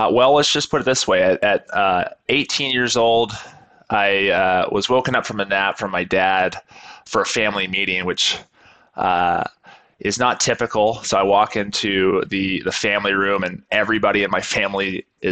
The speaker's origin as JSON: {"language": "English", "town": "Seattle", "region": "Washington", "country": "United States", "tie": "born or raised there", "also_born_or_lived": "Hawaii / Arkansas / New Zealand", "moved": "as an adult", "said": "I grew up in Seattle, Washington area"}